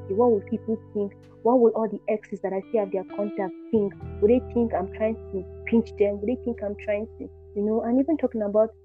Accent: Nigeria; I'm just every Christian Nigerian girl

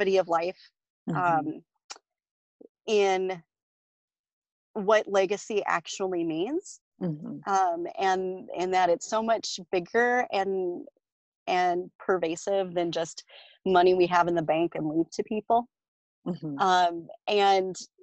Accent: South Dakota, United States; I grew up in South Dakota

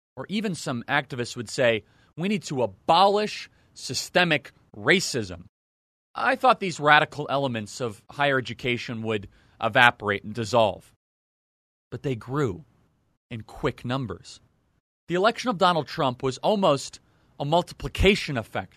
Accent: United States; I grew up in the Northwest suburbs

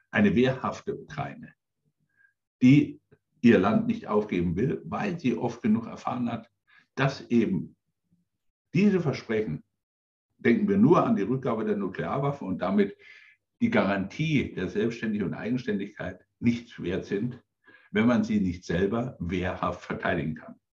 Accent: Coburg, Bavaria, Germany; ich bin inzwischen 63 Jahre alt, ich bin an der innerdeutschen Grenze aufgewachsen in Coburg.

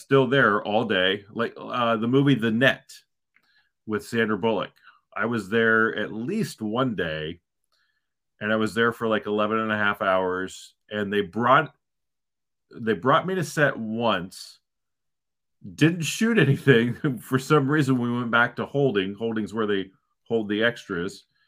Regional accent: Ohio, United States; moved away as an adult; also born or lived in Southern California; now in Northern California, United States; So I grew up in Ohio

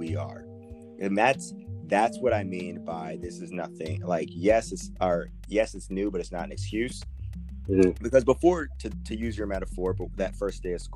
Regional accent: United States; everything that we've ever experienced as Americans

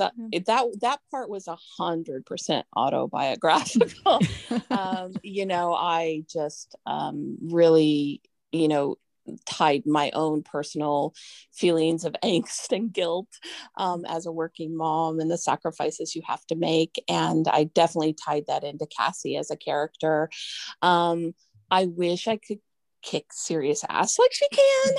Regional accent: Santa Rosa, California, United States; I live in Sonoma County in Santa Rosa

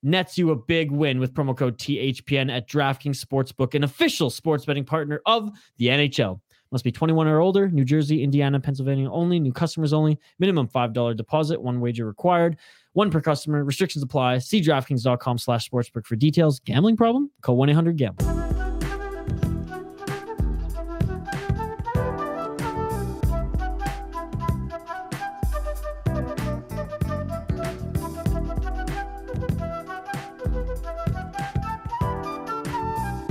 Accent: Vancouver Island, British Columbia, Canada; I'm from Vancouver Island

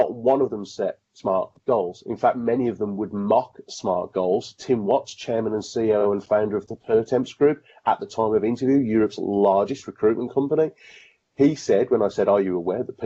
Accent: Birmingham, West Midlands, United Kingdom; I'm a Brummie

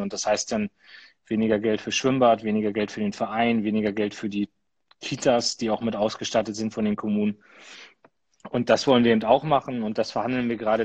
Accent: Lower Saxony, Germany; bei uns in Niedersachsen

